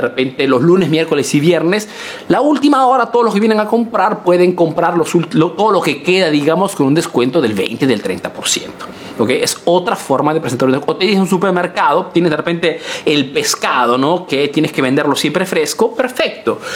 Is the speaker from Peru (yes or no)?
yes; Peru; now in Italy